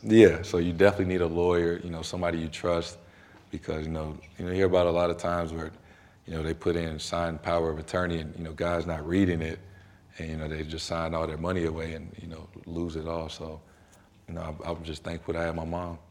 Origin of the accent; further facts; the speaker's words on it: St. Louis, Missouri, United States; moved away as an adult; also born or lived in Durham, North Carolina; now in Boston, United States; where I'm from, being from Saint Louis